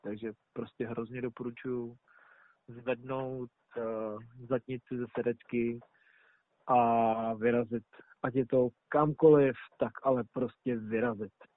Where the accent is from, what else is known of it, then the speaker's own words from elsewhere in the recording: Czechia; moved away as an adult; now in Australia; ve škole jako takový jsme tři Češi teď